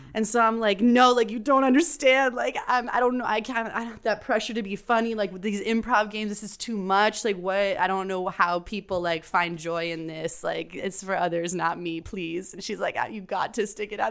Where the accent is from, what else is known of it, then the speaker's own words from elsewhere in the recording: Miami, Florida, United States; now in New York, United States; I'm from Miami, Florida.